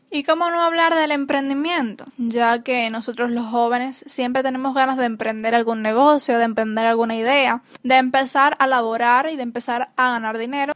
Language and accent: Spanish; Cuba; los cubanos estamos muy acostumbrados